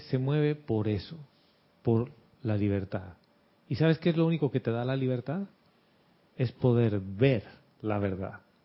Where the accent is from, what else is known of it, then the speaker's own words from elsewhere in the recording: Bolivia; now in Panama; de cuando era niño, de las dictaduras en Bolivia que nos levantábamos a las 4 de la mañana con mi mamá